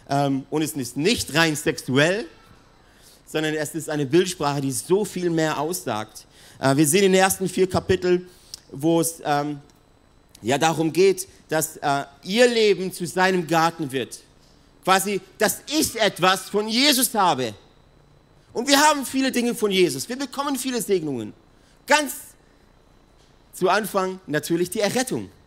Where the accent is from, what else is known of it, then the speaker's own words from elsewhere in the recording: Italy; die Südwinde, das weiß ich als Italiener